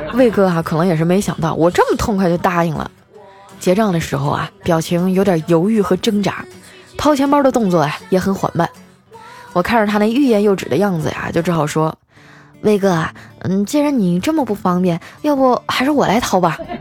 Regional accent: Northeast China, China; moved away; 作为一个东北人啊， 我对雪呢，还是比较有感情的。我小时候的冬天啊，可比现在冷多了

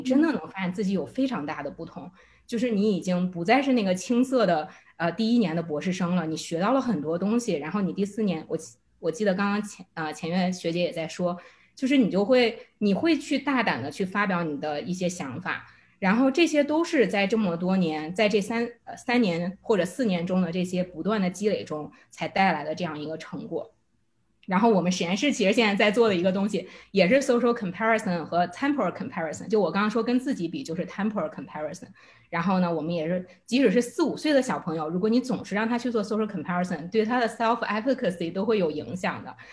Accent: China; moved away; 我又不想丢掉我中国人的 identity

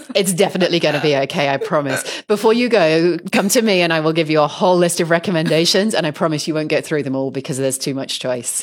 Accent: Poole, South West England, United Kingdom; I come from the South Coast originally. And I remember as a kid, we used to go to visit the local pottery maker there.

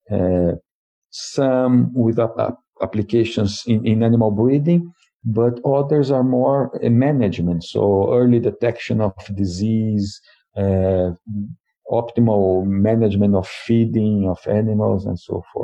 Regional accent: Brazil; English is a second language; So, uh, I'm originally from Brazil, and I have a BS uh, in in animal science.

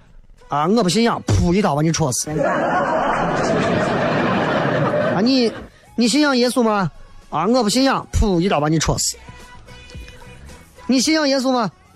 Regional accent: China; 我最讨厌这句话，就是说动不动说我们中国人没有信仰

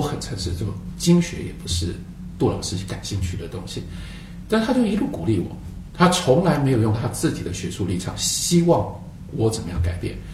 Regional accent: Taiwan; 我来自一个 非常特别的环境跟特别的时代。这个环境是台湾

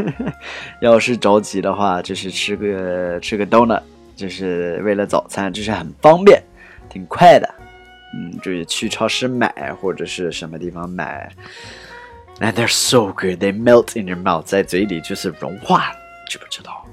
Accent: United States; moved away as an adult; now in China; right now I'm back in America

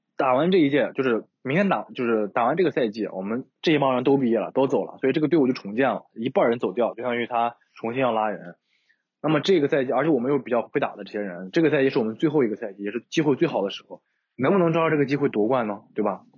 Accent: Shanxi, China; 我山西人，酒量好

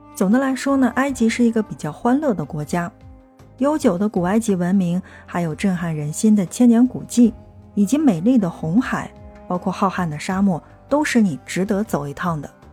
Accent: China; 我们中国人的这个肚子

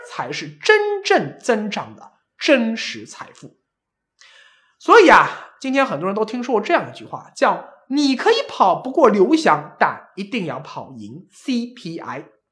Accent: China; 我们作为中国这样一个泱泱大国

